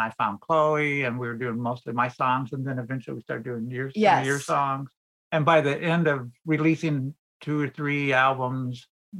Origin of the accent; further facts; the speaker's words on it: Chicago, Illinois, United States; We're from Chicago